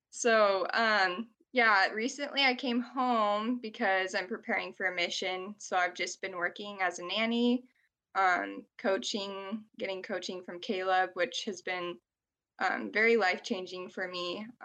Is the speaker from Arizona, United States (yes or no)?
yes; Arizona, United States; also born or lived in South Carolina; You didn't already get that. So I'm from Arizona. I lived in Arizona since I was 3 years old